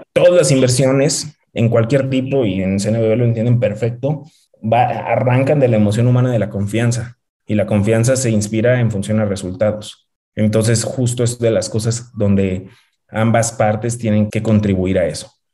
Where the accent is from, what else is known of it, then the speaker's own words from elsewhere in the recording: León, Guanajuato, Mexico; moved away as an adult; also born or lived in Monterrey / Washington, D.C. / New York; Yo soy de León, nací, crecí en León, estudié en el TEC de Monterrey, en Monterrey